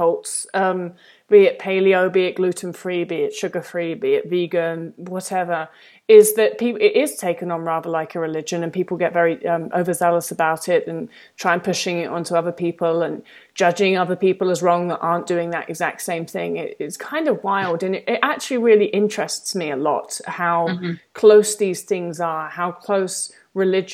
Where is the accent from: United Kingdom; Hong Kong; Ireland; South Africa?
United Kingdom; England; now in United States; the sort of church that I grew up around in England